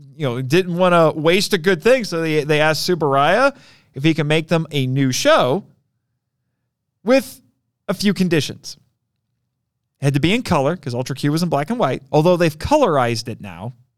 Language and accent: English; Indiana, United States; I'm from Indiana